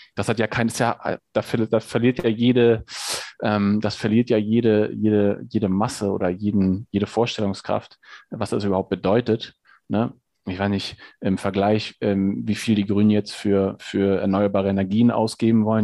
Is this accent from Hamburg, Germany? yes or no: yes; Hamburg, Germany; now in Hesse, Germany; ich bin in, in Hamburg groß geworden, ähm, äh, in der Innenstadt in Hamburg